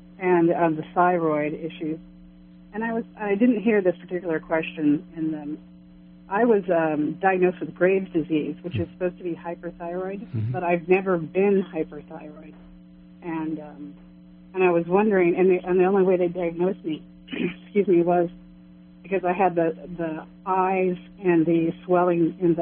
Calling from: Kansas City, United States; Kansas City, from Kansas City.

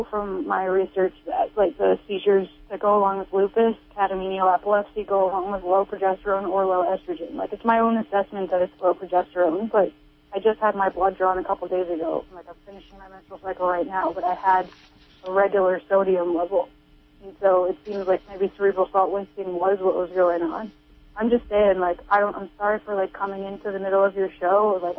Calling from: Phillipsville, California, United States

